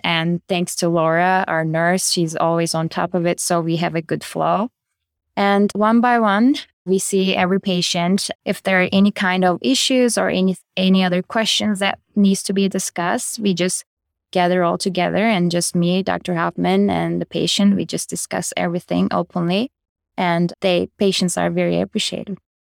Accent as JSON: {"language": "English", "country": "Turkey", "also_born_or_lived": "Chicago, United States", "moved": "as an adult", "lives_now": "Kentucky, United States", "said": "I am originally from Turkey. I did my medical school and residency back in Turkey"}